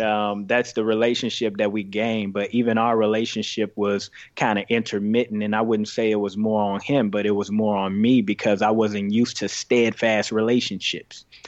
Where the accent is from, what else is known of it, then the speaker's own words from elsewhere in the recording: Greenville, Mississippi, United States; also born or lived in Chicago, Illinois; I grew up in Greenville, Mississippi